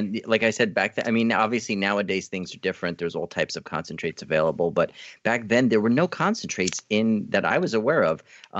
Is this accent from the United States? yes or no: yes; New York City, New York, United States; I was like 21 years old, back in 1994, it was a long time ago, I'm from Brooklyn, New York